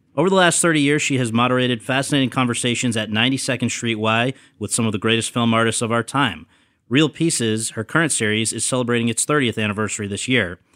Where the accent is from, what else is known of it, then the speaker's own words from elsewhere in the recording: East Coast, United States; moved away as an adult; also born or lived in New York; now in Los Angeles, United States; I'm from the East Coast